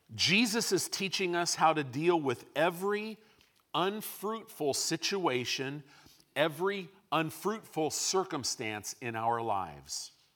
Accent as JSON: {"language": "English", "region": "Illinois", "country": "United States", "tie": "born or raised there", "also_born_or_lived": "California", "moved": "yes", "said": "I grew up in Illinois."}